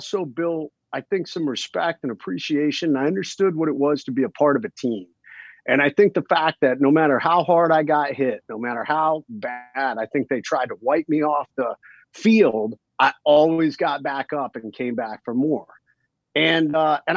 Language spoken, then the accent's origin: English; Ohio, United States; I grew up watching football, I was from Ohio, watching the Cleveland Browns